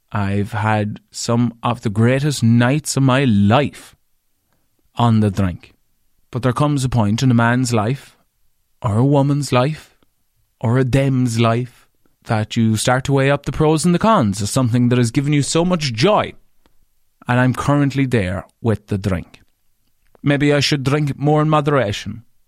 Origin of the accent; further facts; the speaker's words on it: Ireland; as an Irish man.